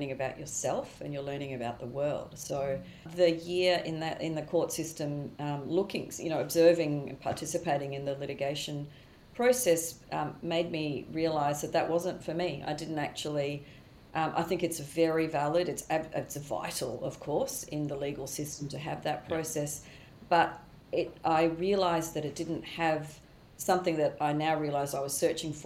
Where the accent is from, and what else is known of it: Australia; moved away as an adult; also born or lived in Queensland / New York